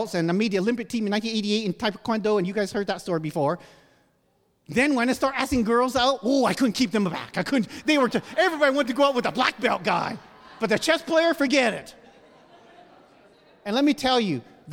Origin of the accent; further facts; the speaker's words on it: Canada; moved away; I was born and raised in Canada